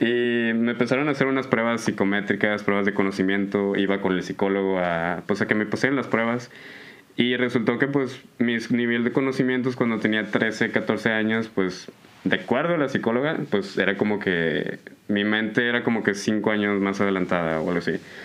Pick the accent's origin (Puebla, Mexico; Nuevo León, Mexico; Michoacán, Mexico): Nuevo León, Mexico; Allende; yo soy de, de Allende, Nuevo León, eh, para el sur de, del de Monterrey